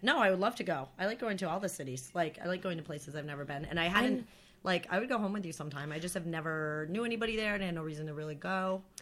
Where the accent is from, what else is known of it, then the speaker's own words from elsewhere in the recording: Plattsburgh, New York, United States; moved away; also born or lived in Vermont; Plattsburgh is like like up that up north that far up north